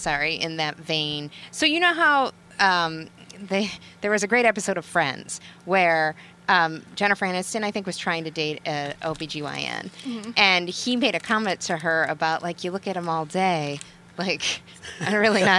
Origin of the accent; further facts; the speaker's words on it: Ohio, United States; moved away; I'm from Ohio